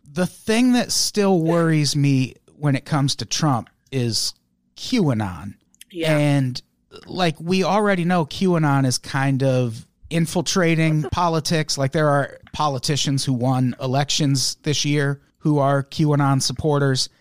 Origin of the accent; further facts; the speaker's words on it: Midwest, United States; moved away as an adult; I grew up in the Midwest and I lived there well into my adulthood.